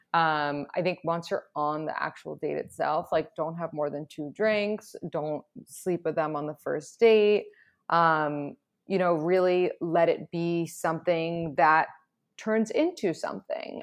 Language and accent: English; New York City, New York, United States; I was born and raised in New York City